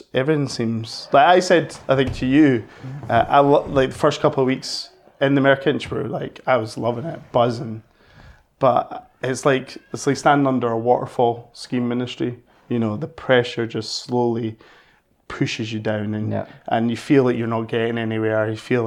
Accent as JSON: {"language": "English", "region": "Scotland", "country": "United Kingdom", "said": "as Scottish people"}